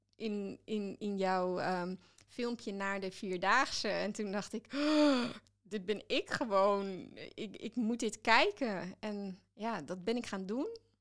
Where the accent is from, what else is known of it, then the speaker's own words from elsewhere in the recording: Netherlands; ik ben wel Nederlander